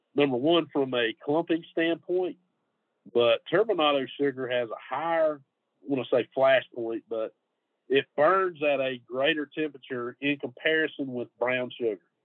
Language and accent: English; Middle Georgia, United States; moved away as an adult; now in Gainesville, United States; I'm from Middle Georgia